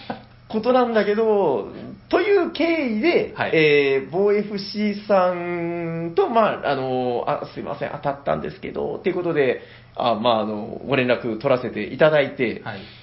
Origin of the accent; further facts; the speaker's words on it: Nagasaki, Japan; 自分長崎人なんで